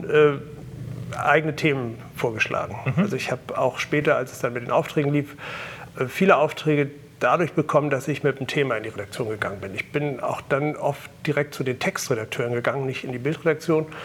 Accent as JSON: {"language": "German", "region": "Hamburg", "country": "Germany", "also_born_or_lived": "Berlin", "said": "Habe vorher eine Ausbildung gemacht in Berlin am Letteverein, bin Hamburger, äh, und dachte eigentlich nach der Ausbildung in Berlin äh, komme ich sofort wieder hierher nach Hamburg zurück."}